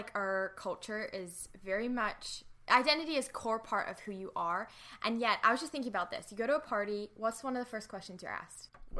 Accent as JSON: {"language": "English", "country": "New Zealand", "tie": "born or raised there", "moved": "as an adult", "lives_now": "Los Angeles, United States", "said": "I am a public speaker, but you're going to quickly detect an accent because I am from New Zealand. So I grew up on a farm there. We had horses and sheep and cows. It was so much fun. But I moved to LA 2.5 years ago"}